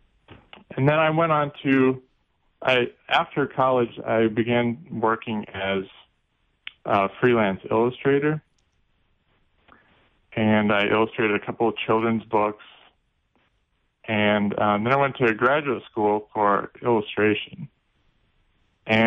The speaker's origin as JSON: {"language": "English", "town": "Omaha", "region": "Nebraska", "country": "United States", "tie": "born or raised there", "said": "I grew up in Omaha, Nebraska"}